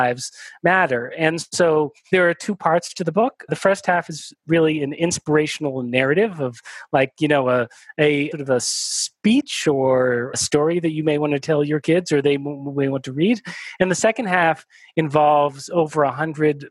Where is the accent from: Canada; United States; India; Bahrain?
United States; I was born in the United States